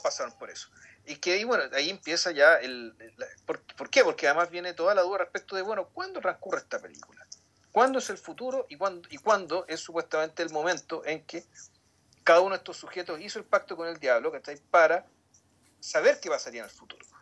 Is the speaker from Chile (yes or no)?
yes; Chile; los chilenos no tenemos